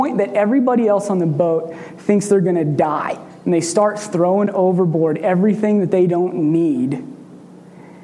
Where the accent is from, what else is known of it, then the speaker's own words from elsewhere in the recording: Red Oak, Iowa, United States; I'm from Red Oak, Iowa